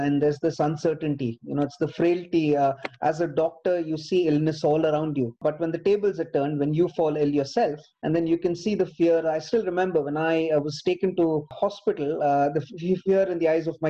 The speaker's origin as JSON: {"language": "English", "town": "Bangalore", "region": "Karnataka", "country": "India", "tie": "born or raised there", "moved": "yes", "lives_now": "United Kingdom", "said": "I grew up in Bangalore"}